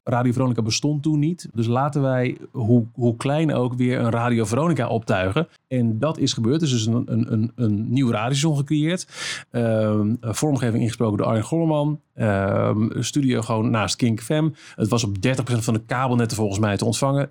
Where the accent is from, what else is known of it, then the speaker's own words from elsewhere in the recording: Almelo, Overijssel, Netherlands; een lokale omroep was in Almelo, waar ik vandaan kwam.